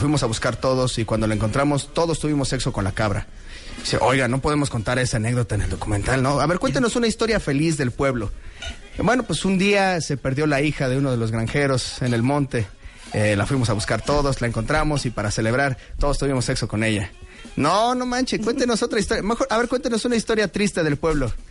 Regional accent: Mexico City, Mexico; also born or lived in Narvarte, Mexico City

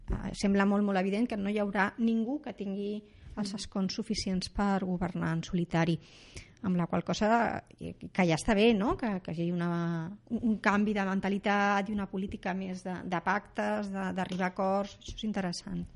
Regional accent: Rubí, Catalonia, Spain; jo sóc de Rubí

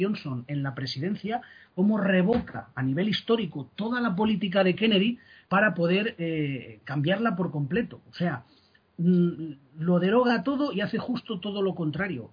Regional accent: Spain; soy español

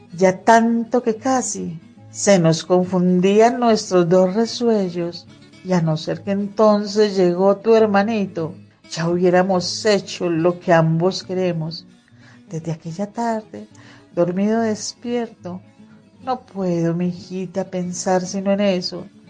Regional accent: Magdalena Medio, Colombia; born or raised there

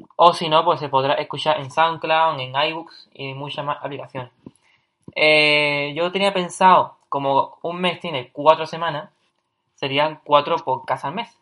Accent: Cádiz, Andalusia, Spain; yo soy de Cádiz, ¿vale? Es una, ciudad en el sur de España, en Andalucía

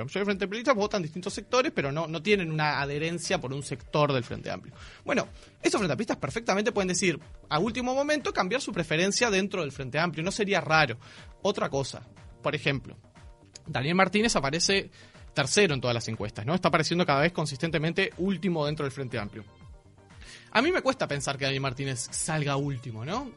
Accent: Montevideo, Uruguay; Los montevideanos y las montevideanas

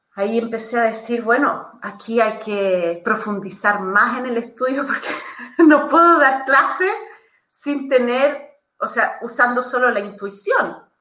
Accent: Chile; moved away as an adult; now in Italy; soy chilena

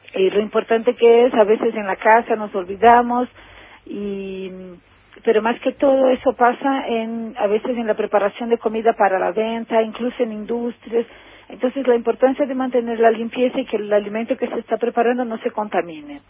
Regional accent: Brazil; Spanish is a second language; also born or lived in Argentina; soy brasileña

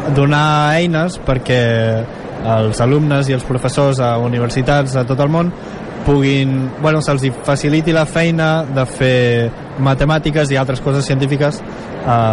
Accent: Girona, Catalonia, Spain; Jo sóc gironí

